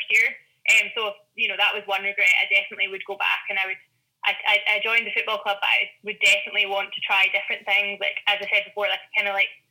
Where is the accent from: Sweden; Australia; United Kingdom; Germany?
United Kingdom; Glasgow, Scotland; I'm from Glasgow.